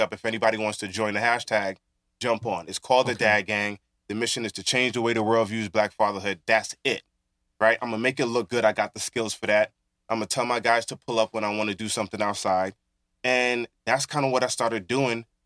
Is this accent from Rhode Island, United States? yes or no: no; New York City, New York, United States; being born and raised in Brooklyn